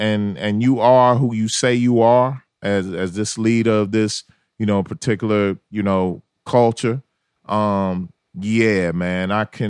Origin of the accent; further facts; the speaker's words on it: Memphis, Tennessee, United States; moved away; also born or lived in Atlanta, Georgia; I'm from Memphis.